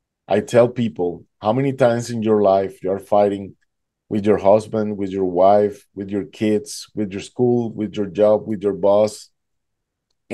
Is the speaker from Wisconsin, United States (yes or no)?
no; Duluth, Georgia, United States; I'm from Atlanta, Georgia